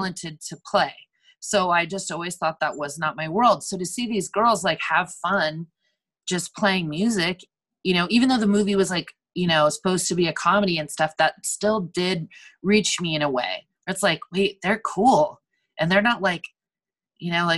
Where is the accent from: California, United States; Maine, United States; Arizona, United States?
California, United States; Napa; moved away as an adult; now in Portland, United States; my hometown in Napa, it was just like boring, nothing